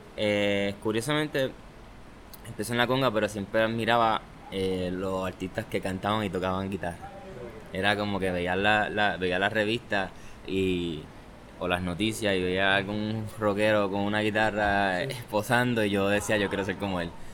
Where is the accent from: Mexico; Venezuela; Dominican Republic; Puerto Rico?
Puerto Rico; Añasco; also born or lived in Aguadilla, Puerto Rico; now in Mayagüez, Puerto Rico; de Añasco, pero este, siempre he dicho que soy adoptivo de Aguadilla y de Mayagüez